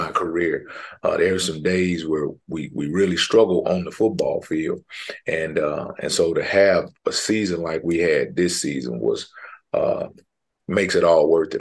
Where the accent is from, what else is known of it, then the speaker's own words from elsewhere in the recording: Houston, Texas, United States; I'm from Houston, from Houston, Texas